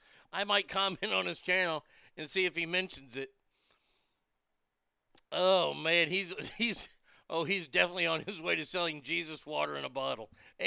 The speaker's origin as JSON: {"language": "English", "region": "the South", "country": "United States", "tie": "born or raised there", "said": "growing up in the South, being in church, if you didn't stand where the pastor stood, boof, people are going to talk some shit."}